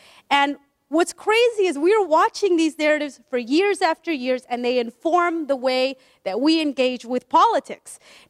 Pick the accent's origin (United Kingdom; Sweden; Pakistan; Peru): Peru; I'm from Peru. My family's from Peru, and yet we never talked about our blackness.